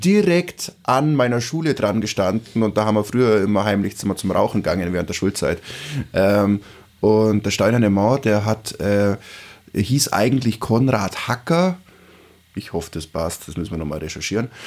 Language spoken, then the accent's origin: German; Augsburg, Bavaria, Germany; ich komm aus der Stadt